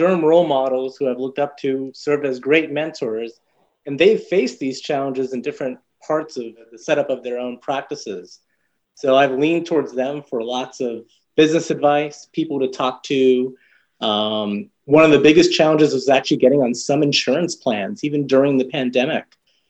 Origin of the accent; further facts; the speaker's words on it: Dayton, Ohio, United States; I'm practicing in my hometown of Dayton, Ohio. That has been very helpful. This is where I went to medical school and also where I did residency.